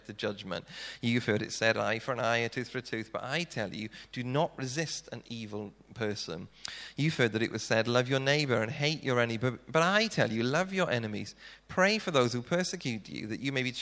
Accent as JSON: {"language": "English", "region": "South Wales", "country": "United Kingdom", "moved": "yes", "said": "being Welsh, we tend to talk really quickly, and if I was doing this in Wales, I reckon I could probably talk at twice the speed, which means I could probably get through about 30 minutes in my old church in South Wales"}